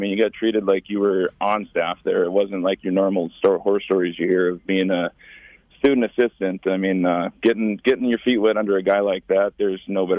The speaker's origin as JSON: {"language": "English", "region": "North Dakota", "country": "United States", "tie": "born or raised there", "also_born_or_lived": "Minnesota / Georgia", "moved": "as an adult", "lives_now": "Colorado, United States", "said": "Small town North Dakota."}